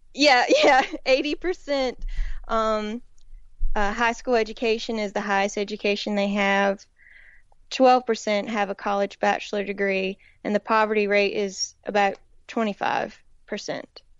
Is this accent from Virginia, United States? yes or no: no; Woodland, North Carolina, United States; moved away as an adult; also born or lived in Raleigh, North Carolina; they'd hear my accent and they'd wanna know where I was from. And so I would say Woodland, which is in a, a tiny town in the northeastern part of the state